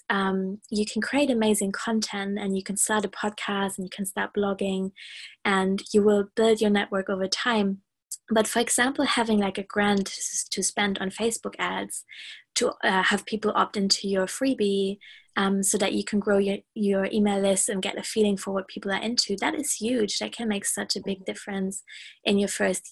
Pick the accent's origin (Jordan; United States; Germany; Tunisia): Germany; now in United Kingdom; I am from Germany